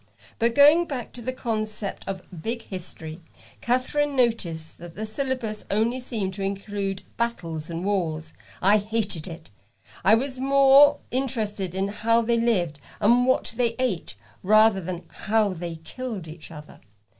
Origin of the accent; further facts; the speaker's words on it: United Kingdom; Being British, which is just an excuse to sort people into us and them